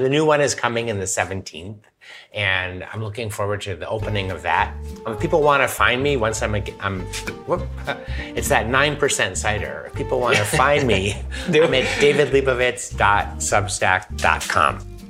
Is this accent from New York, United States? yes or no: no; San Francisco, California, United States; moved away as an adult; now in Paris, France; I'm from San Francisco